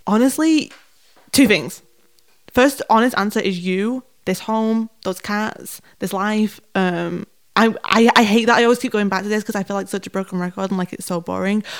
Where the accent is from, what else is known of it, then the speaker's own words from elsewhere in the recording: Manchester, North West England, United Kingdom; I'm from Manchester